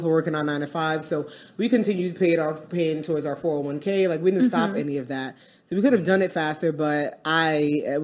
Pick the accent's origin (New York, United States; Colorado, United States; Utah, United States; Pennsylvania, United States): New York, United States; New York City; moved away as an adult; now in Dallas, United States; We are from Brooklyn, New York, now living in Dallas, Texas for the past